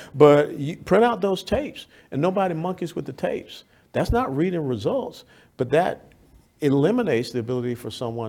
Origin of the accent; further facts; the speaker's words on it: Atlanta, Georgia, United States; also born or lived in Florida; now in Dallas, United States; I grew up in Atlanta, Fulton County.